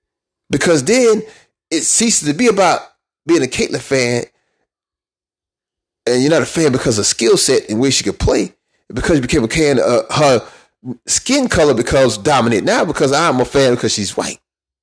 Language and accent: English; South Carolina, United States; I'm from South Carolina.